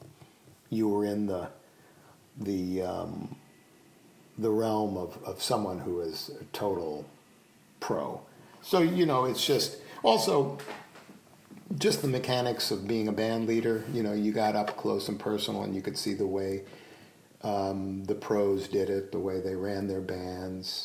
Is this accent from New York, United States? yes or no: yes; New York City, New York, United States; moved away as an adult; also born or lived in Bloomington, Indiana; as a New Yorker, you know, as a guy that grew up in Manhattan